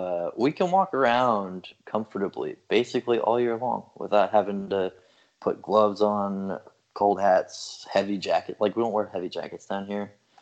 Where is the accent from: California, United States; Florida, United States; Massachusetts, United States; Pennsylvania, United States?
Florida, United States; now in Texas, United States